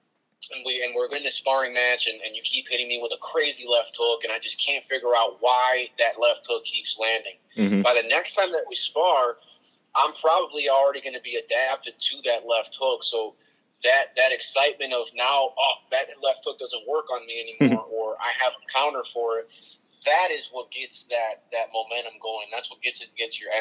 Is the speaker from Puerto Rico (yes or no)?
yes; Puerto Rico; I'm from Puerto Rico, so we wear a lot of sandals, chanclas.